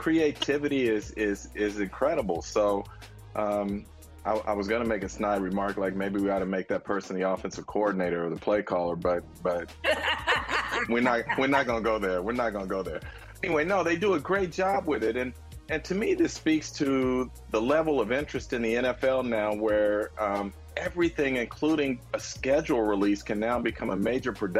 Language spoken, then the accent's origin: English; San Francisco, California, United States; I grew up in the Bay Area. I was born in San Francisco